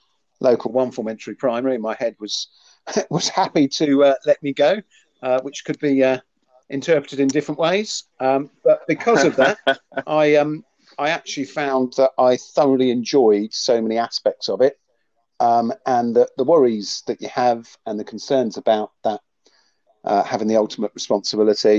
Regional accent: Jersey; moved away as an adult; also born or lived in Winchester; now in Hampshire, United Kingdom; Originally, I'm from Jersey, so I came over to the mainland, as my mum still refers to it, studied in Winchester, and ended up staying in sort of Hampshire, West Sussex area.

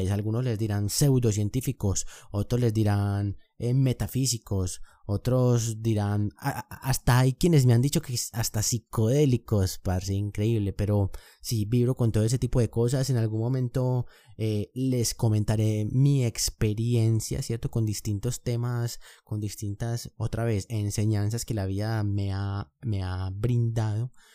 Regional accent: Colombia; yo soy de Colombia, vivo actualmente en Medellín, tengo 24 años

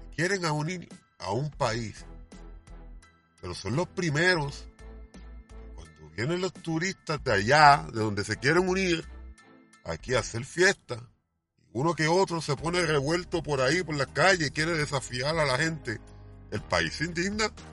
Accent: Puerto Rico; creo en mi país

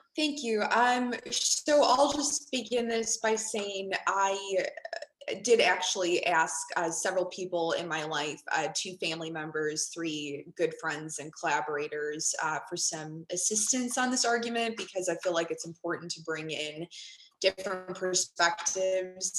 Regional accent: Chicago, Illinois, United States; growing up in Chicago in a melting pot

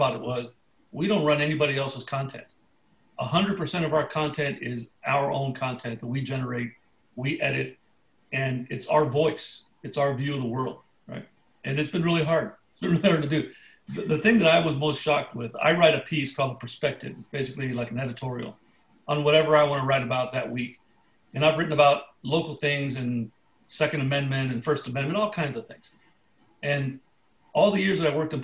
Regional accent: Chula Vista, California, United States; I was born and raised here in San Diego. I grew up in Chula Vista, lived in the same house

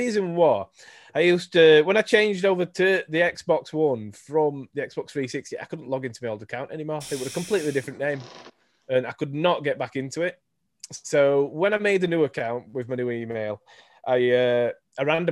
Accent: Yorkshire and the Humber, United Kingdom; accent: Yorkshire; my Yorkshire voice

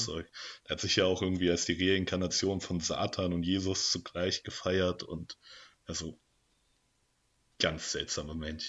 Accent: Germany; also born or lived in Darmstadt; now in Marburg, Germany; als Deutscher

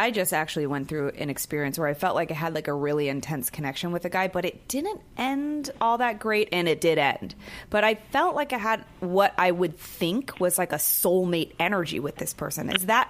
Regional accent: Bay Area, California, United States; moved away; I'm from the Bay Area.

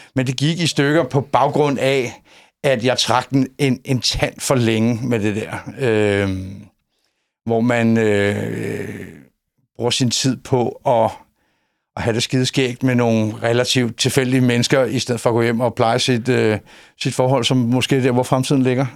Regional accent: Copenhagen, Capital Region of Denmark, Denmark; moved away as an adult; now in Højby, Denmark; Jeg er inkarneret københavner

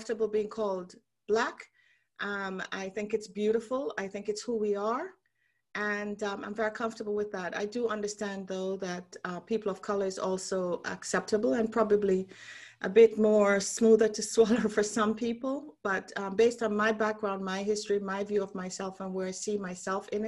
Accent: Jamaica; moved away as an adult; also born or lived in Canada / London; now in Bermuda; I'm from Jamaica originally.

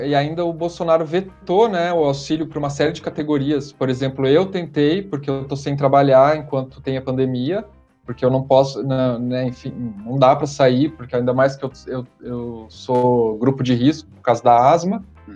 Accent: Curitiba, Paraná, Brazil; also born or lived in São Paulo; quando eu saí de Curitiba, fui morar em São Paulo para estudar

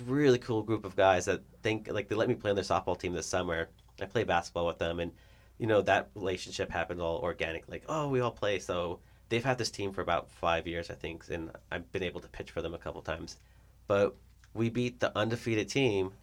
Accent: El Paso, Texas, United States; now in Nebraska, United States; I'm from El Paso

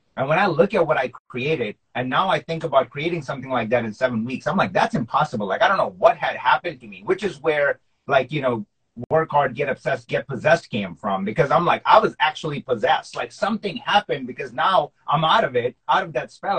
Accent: Pakistan; nationality wise, I'm Pakistani, so like we grew up watching cricket

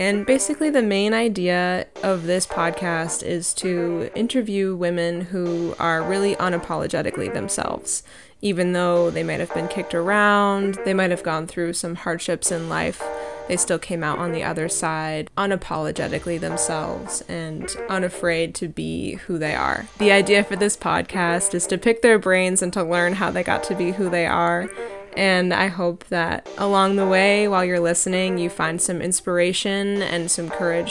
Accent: New England, United States; growing up in New England

